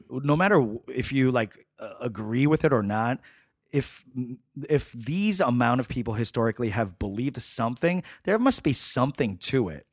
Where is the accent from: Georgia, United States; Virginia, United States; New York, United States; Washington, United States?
New York, United States; New York City; I grew up in Flushing, Queens